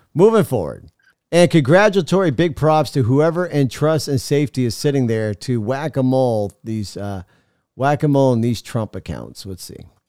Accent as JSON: {"language": "English", "country": "United States", "said": "we as American people"}